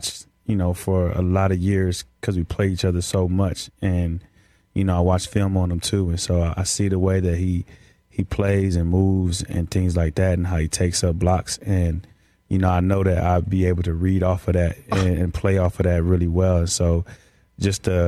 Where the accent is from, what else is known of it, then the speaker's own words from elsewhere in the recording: California, United States; moved away; also born or lived in Seattle; I'm from Cali